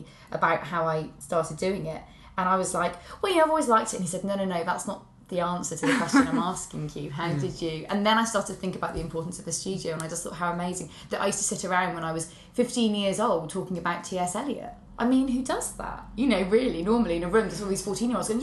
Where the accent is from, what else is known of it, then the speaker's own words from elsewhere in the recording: Shropshire, West Midlands, United Kingdom; I'm from Shropshire